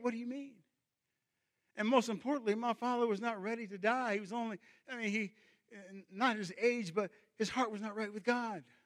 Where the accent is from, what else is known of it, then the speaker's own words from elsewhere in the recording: Cincinnati, Ohio, United States; growing up in Cincinnati, a large northern industrial city